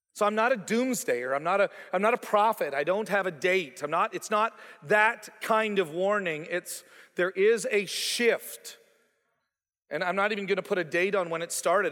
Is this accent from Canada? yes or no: yes; Canada; moved away as an adult; also born or lived in Toronto, Ontario / Calgary, Alberta / Joplin, Missouri; now in Stillwater, United States; I was born on May seventeenth, nineteen sixty-eight, in Canada for a reason. I was raised in Toronto and then later on in Calgary